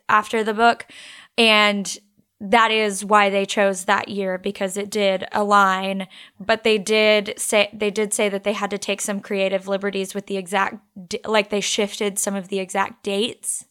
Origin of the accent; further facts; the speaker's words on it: Texas, United States; we're from Texas